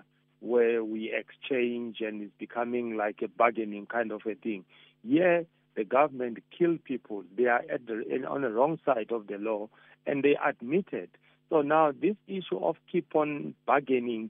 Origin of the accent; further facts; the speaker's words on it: South Africa; as South African